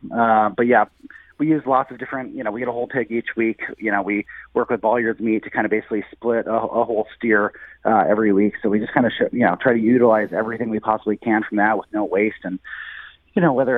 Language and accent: English; St. Louis, Missouri, United States; moved away as an adult; also born or lived in California / New York; I was away from St. Louis for about 15 years